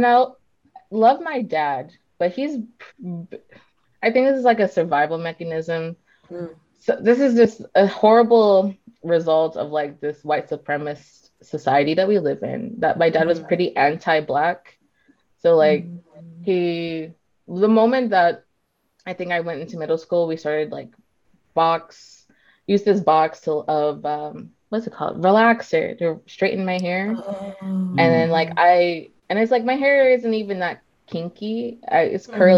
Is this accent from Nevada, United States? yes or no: yes; Las Vegas, Nevada, United States; in Vegas, we have a large like Latinx population